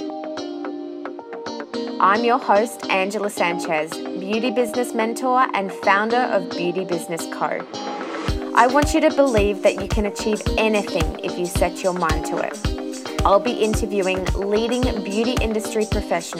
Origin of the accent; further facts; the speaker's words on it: Australia; also born or lived in Scotland; I was born in Scotland and moved to Australia when I was 3